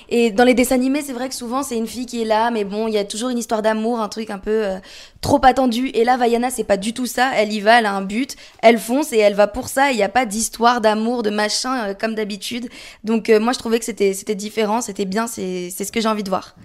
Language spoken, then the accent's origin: French; France; also born or lived in Paris region; chez nous en France